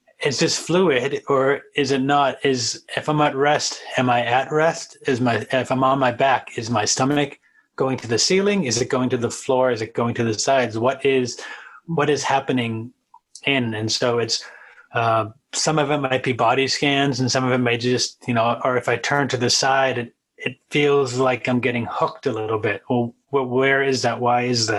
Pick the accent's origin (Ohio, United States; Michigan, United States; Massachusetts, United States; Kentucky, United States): Massachusetts, United States; also born or lived in New England; I'm from Massachusetts